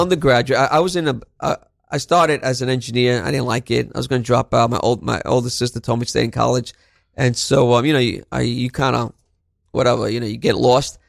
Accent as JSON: {"language": "English", "town": "New York City", "region": "New York", "country": "United States", "tie": "born or raised there", "also_born_or_lived": "Barranquilla, Colombia", "said": "I grew up in Brooklyn, you know, um, Brownsville, East New York"}